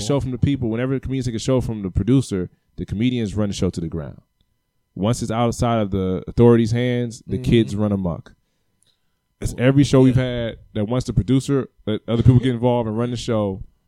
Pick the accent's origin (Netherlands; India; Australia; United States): United States; Cleveland, Ohio; I'm from the East Side.